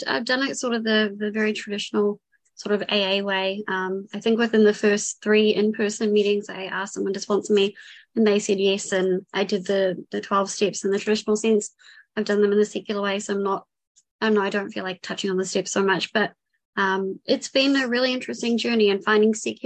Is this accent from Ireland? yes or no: no; New Zealand; also born or lived in Vancouver; If it's not obvious by accent, I'm from New Zealand. I was born and raised here.